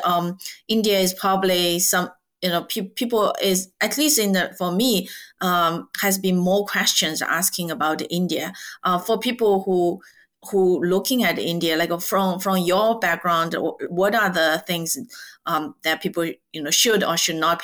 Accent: China; moved away; I'm originally from China

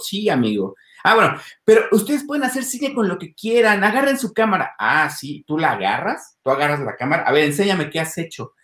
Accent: Mexico City, Mexico; Soy de la Ciudad de México

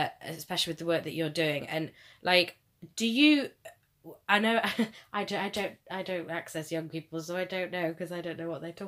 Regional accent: United Kingdom; I'm a British white woman

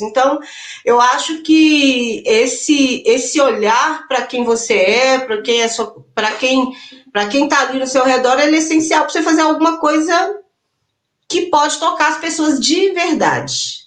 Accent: interior of Minas Gerais, Brazil; also born or lived in Belo Horizonte; eu sou de BH, mas eu cresci aqui no interior

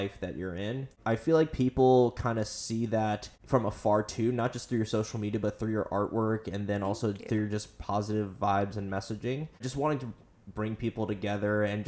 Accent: United States; as an American

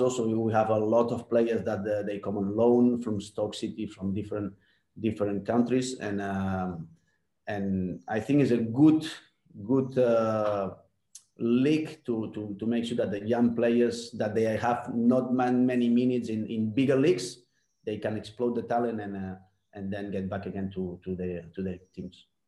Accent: Barcelona, Catalonia, Spain; English is a second language; moved away as an adult; also born or lived in New Zealand; the kind of football I grew up in La Masia, also in, uh, in the Spanish style, the Barcelona style.

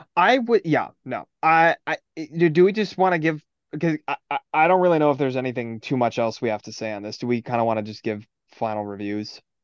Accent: Midwest, United States; we're from the Midwest

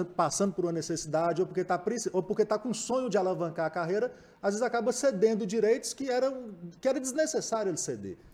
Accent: Montes Claros, Minas Gerais, Brazil; eu sou nascido e criado em Montes Claros, mas minha casa é o sertão inteiro

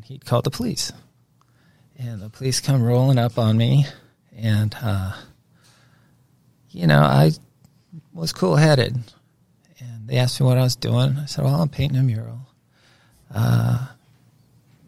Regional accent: Inglewood, California, United States; now in Dallas, United States; So I was born in Inglewood, California. I'm from California.

